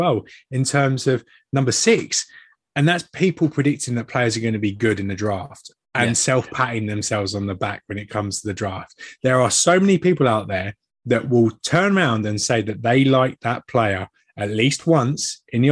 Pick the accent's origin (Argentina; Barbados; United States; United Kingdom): United Kingdom; England; being an Englishman